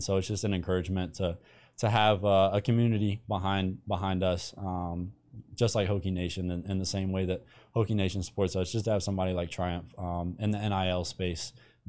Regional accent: Andrews, United States; So for me, I grew up in Andrews, smallest school in the state with a football team.

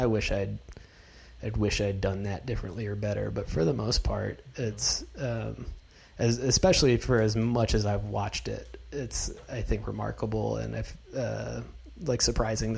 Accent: North Carolina, United States; now in Los Angeles, United States; I'm from North Carolina

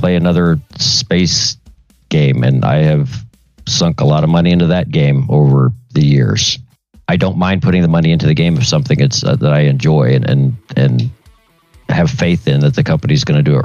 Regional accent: Tulsa, Oklahoma, United States; it's my home city

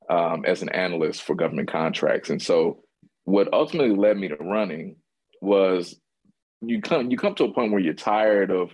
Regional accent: Louisville, Kentucky, United States; I'm from the West End of Louisville, one of the more segregated cities in the country

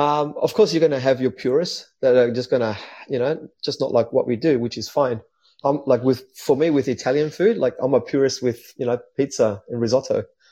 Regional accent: Newtown, New South Wales, Australia; also born or lived in Marrickville; Growing up in the inner west was good. I love it. It was I grew up in Newtown at the beginning, and then we moved to Marrickville.

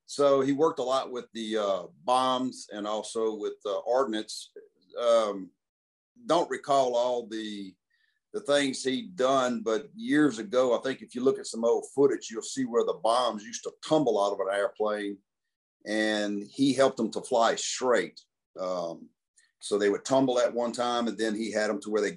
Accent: Baton Rouge, Louisiana, United States; also born or lived in Port Allen, Louisiana; I was born in Baton Rouge, Louisiana, 1964. I'm still resident. I live here

